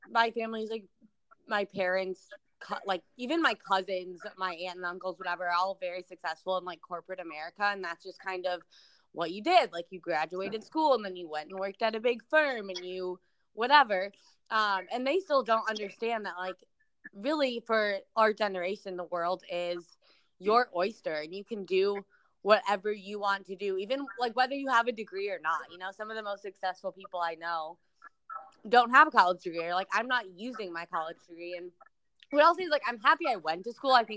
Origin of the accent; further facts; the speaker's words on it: Chicago, Illinois, United States; moved away as an adult; now in San Diego, United States; I'm originally from Chicago, which I'm actually home visiting my family right now